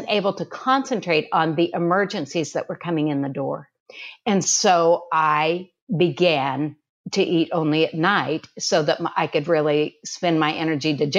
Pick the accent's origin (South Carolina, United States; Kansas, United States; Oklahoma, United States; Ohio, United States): Kansas, United States; now in Houston, United States; I'm a Kansan.